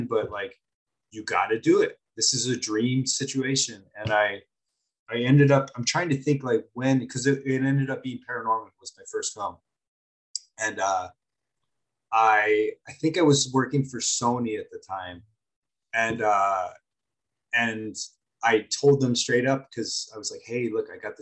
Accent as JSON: {"language": "English", "town": "Los Angeles", "region": "California", "country": "United States", "said": "I'm from Los Angeles"}